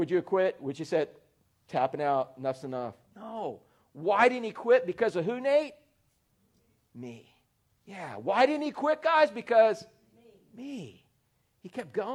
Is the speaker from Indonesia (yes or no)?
no; Orlando, Florida, United States; I was growing up in Orlando